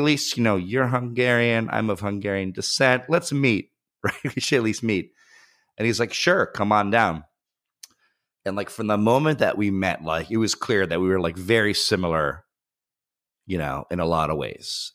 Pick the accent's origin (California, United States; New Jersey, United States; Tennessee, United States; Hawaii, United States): New Jersey, United States; Bergen County; moved away as an adult; also born or lived in Upper West Side, New York City / Schenectady, New York / Astoria, New York; I was born on the Upper West Side, grew up primarily in Bergen County, New Jersey